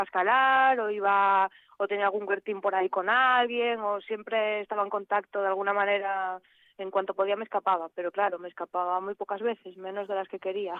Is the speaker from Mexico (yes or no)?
no; Boal, Asturias, Spain; moved away as an adult; yo soy de aquí de Boal